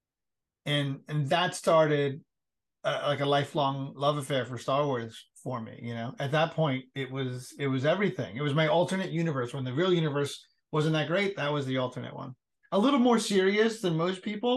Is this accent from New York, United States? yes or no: yes; New York City, New York, United States; moved away; also born or lived in Cincinnati; we grew up in the Bronx and we just didn't have a lot of money